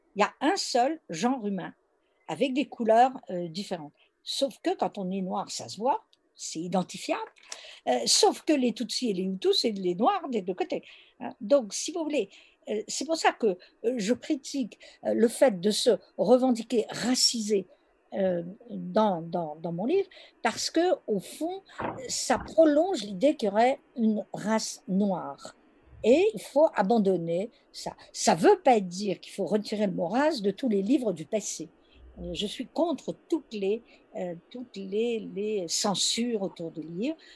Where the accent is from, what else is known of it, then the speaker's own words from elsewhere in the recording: France; je suis française